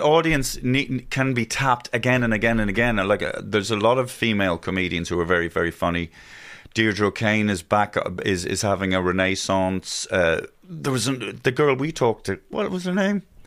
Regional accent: Ireland; our Irishisms

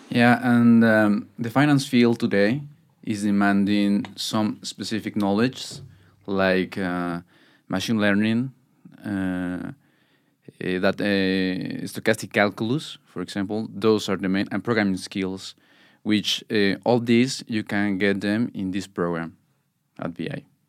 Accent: Mexico; now in Norway; I'm from Mexico

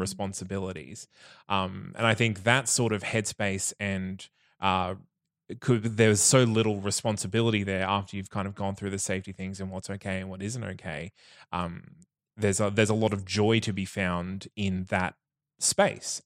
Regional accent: Bundaberg, Queensland, Australia; now in Brisbane, Australia; I grew up in Bundaberg

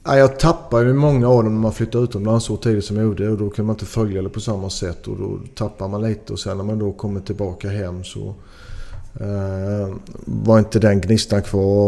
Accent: Sweden; now in Belgium; jag är, jag är 100% svensk

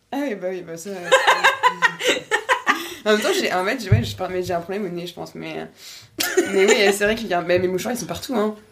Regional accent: Nantes, Pays de la Loire, France; moved away as an adult; also born or lived in Paris; on vient de Nantes, du coup, à la base

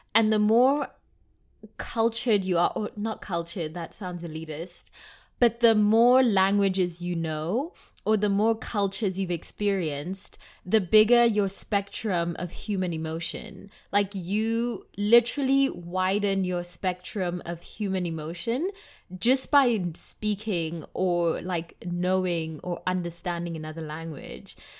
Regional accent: South Africa; first language Tswana; English is a second language; as a South African, And, like, in South Africa, we have eleven different languages

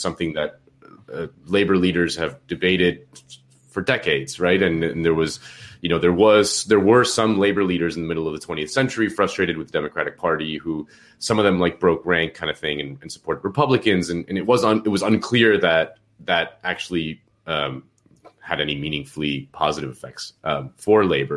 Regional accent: Miami, Florida, United States; I'm from Miami

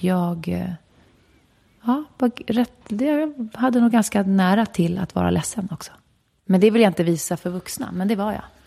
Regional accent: Stockholm, Stockholm County, Sweden; sen föddes jag där, i skogen. Och eh, det var en bra plats att växa upp på

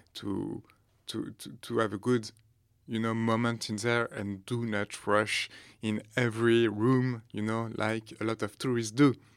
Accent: France; accent: French; English is a second language; my really French accent

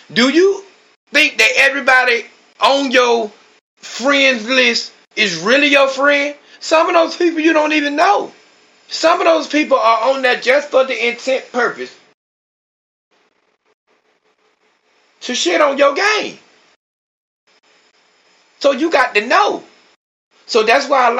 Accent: Georgia, United States; now in Austin, United States; Now I'm from Georgia, but I live in Texas now

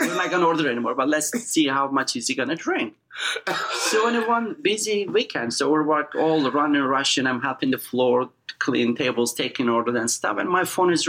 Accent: eastern Turkey, Erzincan, Turkey; now in United States; As you know, I'm from Turkey

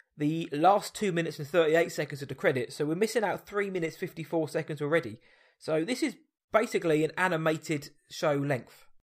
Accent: Surrey, South East England, United Kingdom; I'm from Surrey

